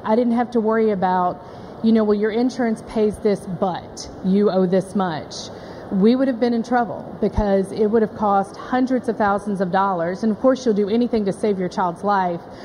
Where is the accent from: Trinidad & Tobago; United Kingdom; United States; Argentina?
United States; Memphis, Tennessee; we are from Memphis